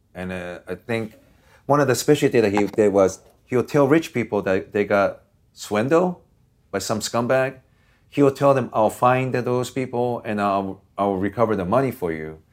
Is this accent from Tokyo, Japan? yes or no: no; Osaka, Japan; also born or lived in Washington State, United States; now in Los Angeles, United States; where I grew up in Japan, I didn't live too far from Red Light District in Osaka, Japan.